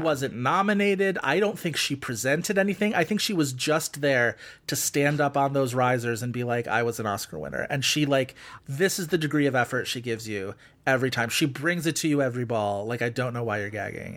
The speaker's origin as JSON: {"language": "English", "town": "Buffalo", "region": "New York", "country": "United States", "said": "I'm from fucking Buffalo"}